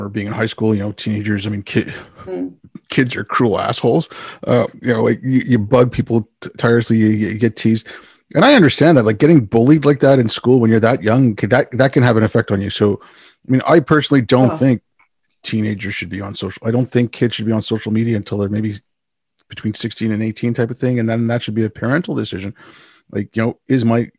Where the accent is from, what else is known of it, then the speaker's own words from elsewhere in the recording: Canada; also born or lived in India; my family moved from India when I was six. So, you know, I'd go back every now and then, but I grew up in Canada